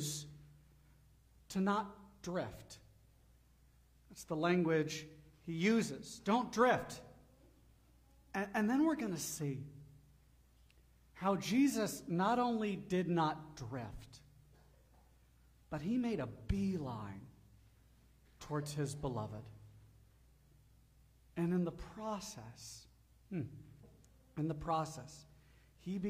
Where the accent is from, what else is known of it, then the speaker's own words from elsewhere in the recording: Gulf of Mexico, Gulf Coast, United States; moved away; I grew up on the Gulf of Mexico